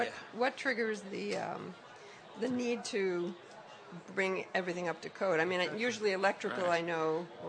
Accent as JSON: {"language": "English", "region": "New York", "country": "United States", "said": "I'm new here from New York, so I'm learning all the terms."}